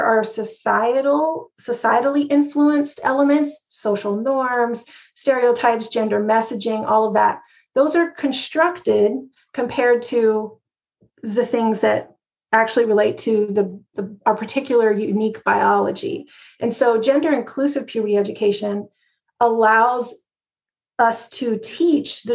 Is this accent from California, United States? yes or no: no; Texas, United States; when I was growing up in Texas